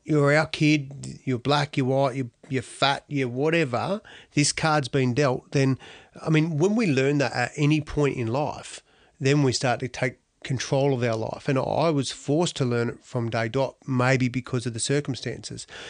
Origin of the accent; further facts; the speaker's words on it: Australia; also born or lived in Donald; We ended up living in Tokemal. So Tokemal was my home